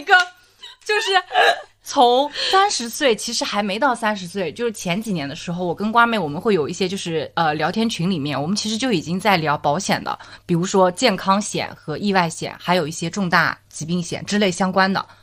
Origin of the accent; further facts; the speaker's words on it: Zhejiang, China; 我老家就是浙江这块的话，我们的可能家庭单位它会比较小，是以呃父母跟子女大概一般